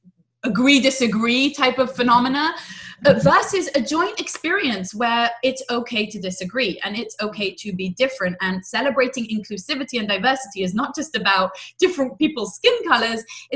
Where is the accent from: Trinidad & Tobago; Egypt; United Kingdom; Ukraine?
United Kingdom; England; also born or lived in Israel; now in United States; I'm from England, I'm from Israel, and I've lived in lots of different places.